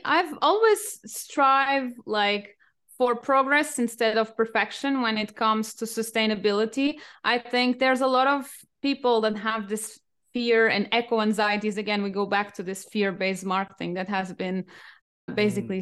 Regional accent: Portugal; English is a second language; also born or lived in United Kingdom / France / Singapore / Cambodia; now in Germany; I'm originally from Portugal, but I have been living all over the world, including the UK, France, Singapore, Cambodia, and I'm now based in Germany

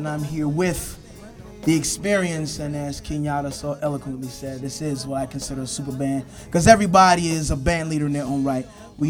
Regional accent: New York City, New York, United States; In Crown Heights, lived in Park Slope, I taught in Brownsville, lived in East New York for a little bit. Right now I'm currently in Flatbush, so literally all over.

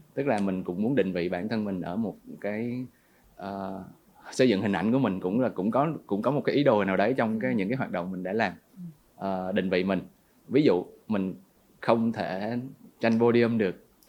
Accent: Nha Trang, Khanh Hoa, Vietnam; also born or lived in Ho Chi Minh City; dân Nha Trang 28 năm

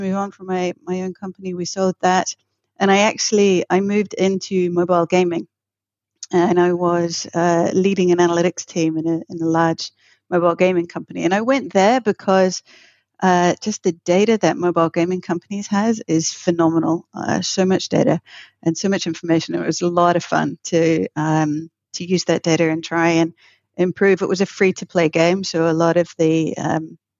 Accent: New Zealand; I'm originally from New Zealand.

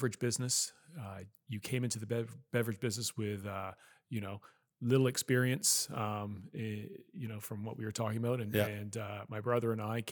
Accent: Nova Scotia, Canada; moved away as an adult; also born or lived in Calgary; We grew up in Nova Scotia

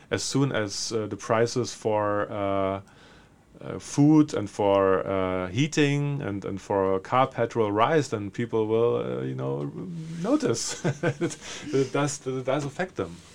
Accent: Berlin, Germany; English is a second language; there's a very straightforward reason. I'm from Berlin.

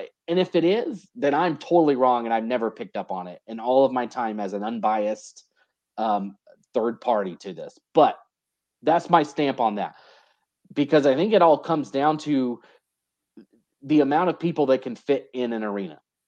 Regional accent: North Carolina, United States; now in Idaho, United States; I grew up in North Carolina

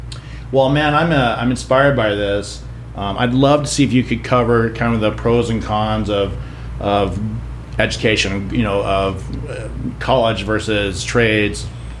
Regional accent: Midwest, United States; moved away; When I was growing up, I grew up in the Midwest.

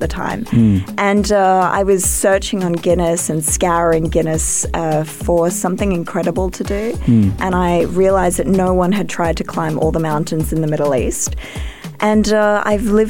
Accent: Australia; I'm an Australian

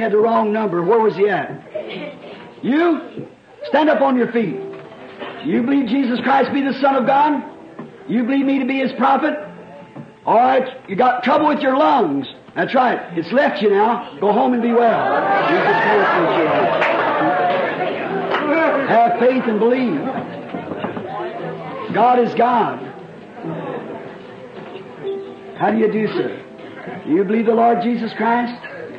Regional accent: Burkesville, Kentucky, United States; I'm from Burksville, Kentucky.

